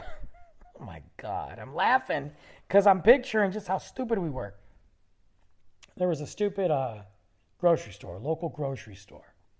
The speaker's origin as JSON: {"language": "English", "town": "South Lyon", "region": "Michigan", "country": "United States", "tie": "born or raised there", "moved": "yes", "said": "the old days of, of South Lyon and, and growing up in high school, 'cause we all went to the same school together"}